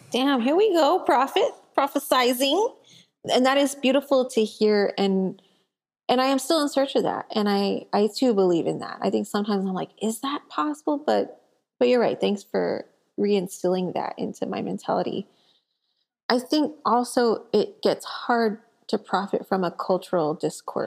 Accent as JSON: {"language": "English", "region": "South Texas", "country": "United States", "tie": "born or raised there", "said": "I grew up in South Texas"}